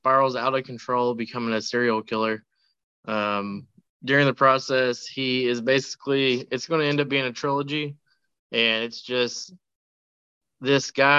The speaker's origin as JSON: {"language": "English", "town": "Radcliff", "region": "Kentucky", "country": "United States", "tie": "born or raised there", "said": "in Radcliffe, Kentucky. This is actually the first feature to ever be filmed in the city. It's my hometown."}